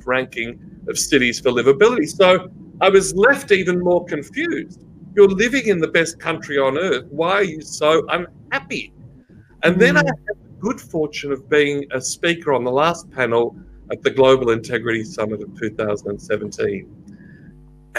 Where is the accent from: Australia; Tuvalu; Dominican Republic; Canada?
Australia; us as Australians